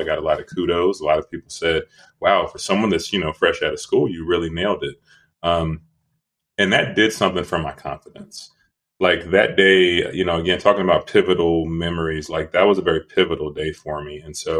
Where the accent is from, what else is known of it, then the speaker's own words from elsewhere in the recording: Dallas, Texas, United States; also born or lived in Louisville, Kentucky / Northern California / Southern California / Rochester, New York; I was born in Louisville, Kentucky. Then we moved to Dallas. Then we moved to Northern California. Then we moved to Southern California. Then we moved to Rochester, New York. And then we ended up in Dallas. And that's where I finished high school.